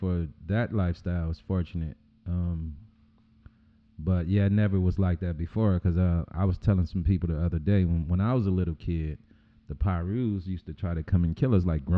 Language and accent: English; Compton, California, United States; also born or lived in Watts; I grew up in Compton. I lived in between Compton and Watson